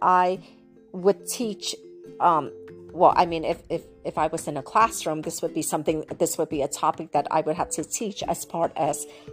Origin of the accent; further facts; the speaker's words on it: New York City, New York, United States; growing up in New York City, I mean, come on, I'm from New York City